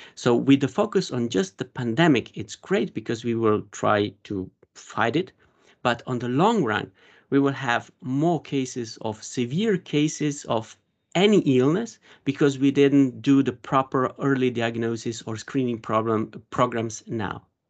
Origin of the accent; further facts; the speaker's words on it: Slovenia; I'm from Slovenia